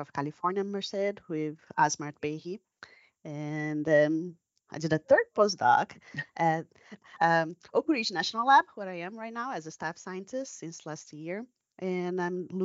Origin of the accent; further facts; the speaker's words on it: Brazil; accent: Brazilian; English is a second language; moved away as an adult; also born or lived in New York, United States; now in United States; I'm Brazilian. That's where my accent comes from.